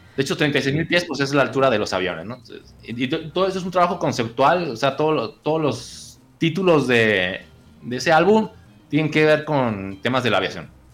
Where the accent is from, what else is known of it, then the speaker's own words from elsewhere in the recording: Guadalajara, Jalisco, Mexico; yo no soy de Colima, pues soy de Guadalajara